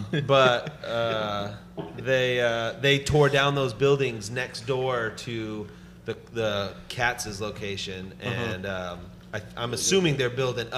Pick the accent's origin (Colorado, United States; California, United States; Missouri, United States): California, United States; Los Angeles; There used to be a labels on Ventura Boulevard in Tarzana, and I grew up in Tarzana